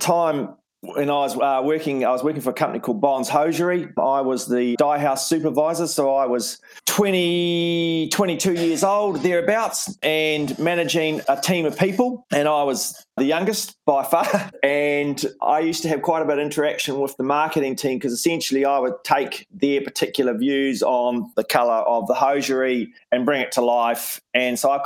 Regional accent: Invercargill, Southland, New Zealand; moved away; also born or lived in Wellington; where I grew up in Invercargill in Southland

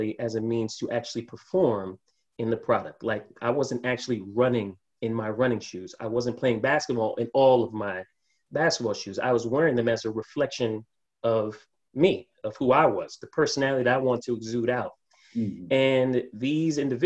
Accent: New York City, New York, United States; I'm born and raised in New York.

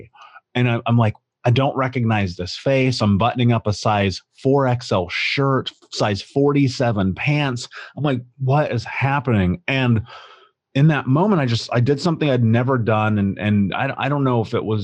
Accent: Indianapolis, Indiana, United States; I grew up in Indianapolis

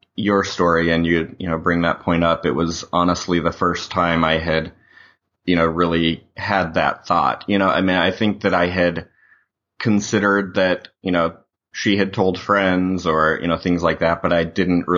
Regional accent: Utah, United States; I grew up in Utah

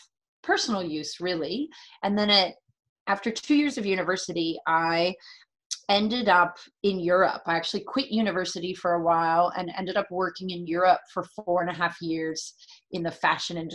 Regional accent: San Francisco, California, United States; moved away; also born or lived in San Diego; I'm born and raised in the San Francisco area

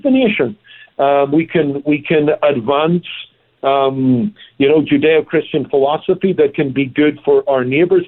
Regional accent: Northern Ireland, United Kingdom; moved away; Look, I come from Northern Ireland. It's also known as Ulster

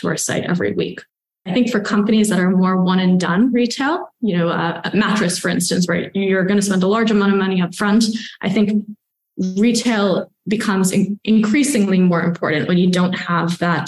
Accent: New York, United States; also born or lived in Stanford, California; I grew up here on the Upper West Side. Actually, I was born in Chinatown, grew up on the Upper West Side.

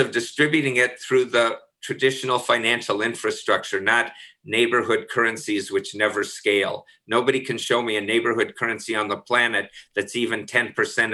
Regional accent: Minnesota, United States; I'm from Minnesota.

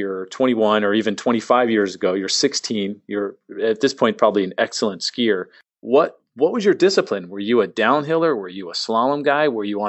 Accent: San Diego, California, United States; now in Tampa, United States; As somebody born and raised in San Diego

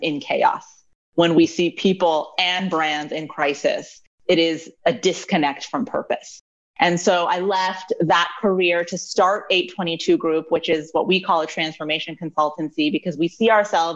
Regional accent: Maryland, United States; also born or lived in New Mexico / Colorado; relocated to Maryland and grew up for the rest of my time here, went to school out in Maryland

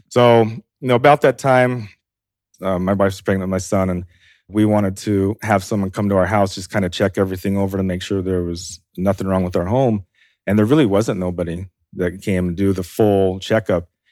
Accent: Idaho, United States; I'm from Idaho

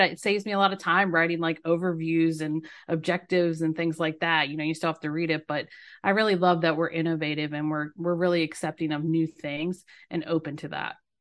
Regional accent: Maryland, United States; moved away as an adult; now in Myrtle Beach, United States; I'm a native Marylander

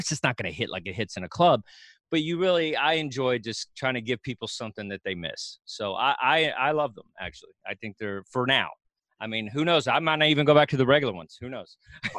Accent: Dallas, Texas, United States; also born or lived in Kilgore, Texas; I'm from all over. I was born in Kilgore, Texas, but Dallas-Fort Worth is most of my adolescence.

